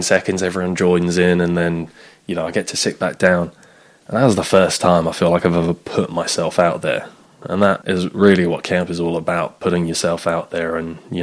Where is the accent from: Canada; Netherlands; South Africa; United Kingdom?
United Kingdom; England; I'm from England.